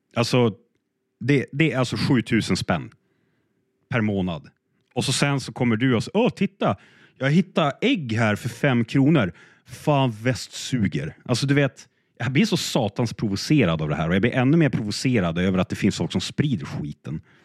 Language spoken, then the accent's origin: Swedish; Sweden; som svensk